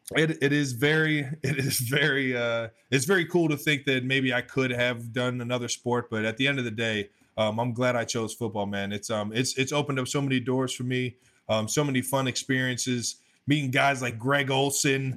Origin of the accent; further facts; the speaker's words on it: Cleveland Heights, Ohio, United States; also born or lived in North Ridgeville, Ohio; I come from Northeast Ohio, Cleveland, Ohio. Um, Cleveland Heights to be specific.